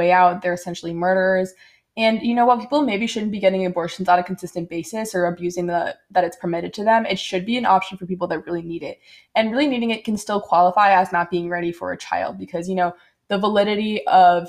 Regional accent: Connecticut, United States; I'm from Connecticut

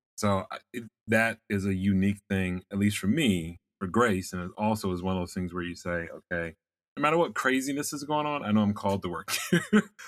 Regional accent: Maryland, United States; I'm from Maryland

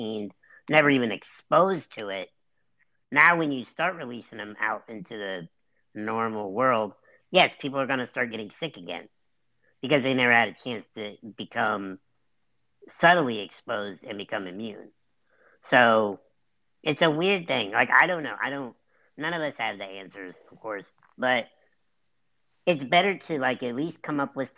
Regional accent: United States; We're both American

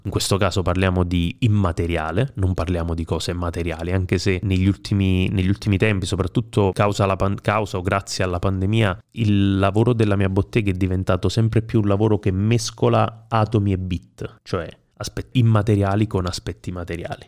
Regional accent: Caselle in Pittari, Campania, Italy; io fin da quando ero adolescente ho lavorato, lavorato tra virgolette, nella mia comunità, Casella in Pittari

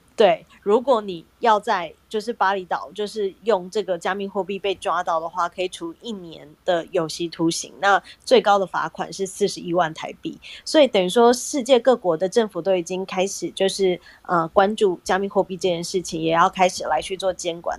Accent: Taiwan; 我们台湾人

